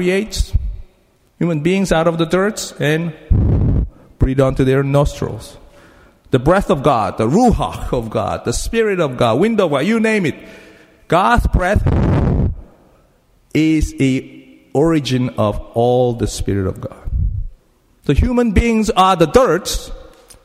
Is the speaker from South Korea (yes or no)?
yes; South Korea; English is a second language; moved away as an adult; I learned English as a Korean. So I used the Korean book to learn English, okay? I came from Korea 27 years ago.